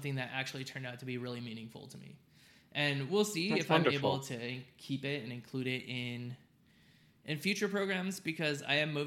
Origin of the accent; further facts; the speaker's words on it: Southern California, United States; now in Texas, United States; I grew up in Southern California